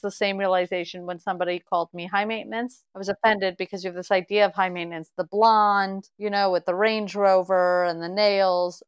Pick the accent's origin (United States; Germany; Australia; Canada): Canada; Montreal, Quebec; I'm from Montreal.